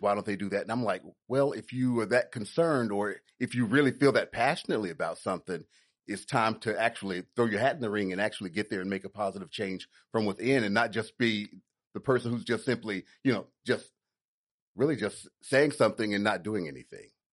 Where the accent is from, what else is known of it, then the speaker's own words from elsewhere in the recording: Chattanooga, Tennessee, United States; now in Atlanta, United States; I'm originally from Chattanooga, Tennessee